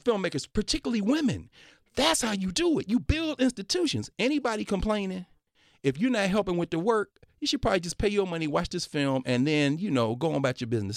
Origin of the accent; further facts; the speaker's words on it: Nashville, Tennessee, United States; moved away as an adult; also born or lived in Ohio; I was raised, born and raised in Nashville